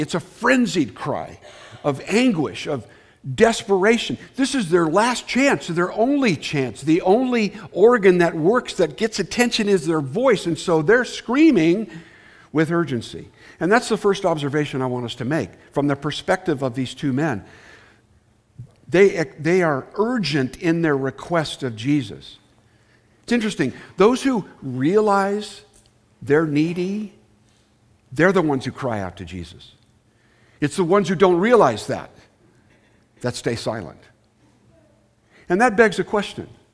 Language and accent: English; Southern California, United States; moved away; I'm from Southern California